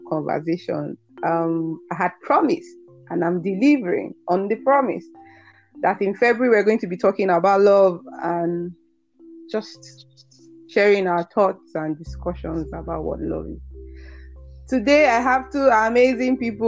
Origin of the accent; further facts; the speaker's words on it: Nigeria; We are Nigerians